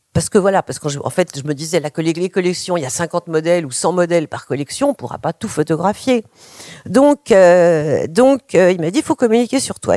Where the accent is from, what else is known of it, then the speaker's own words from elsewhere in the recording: France; chez nous en France à mon époque